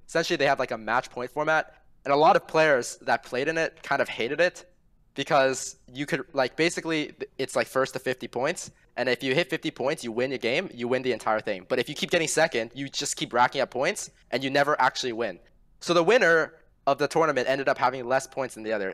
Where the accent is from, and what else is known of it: Ontario, Canada